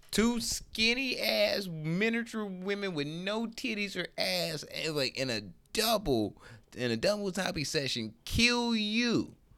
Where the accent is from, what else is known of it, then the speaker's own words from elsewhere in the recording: Detroit, Michigan, United States; I'm from Detroit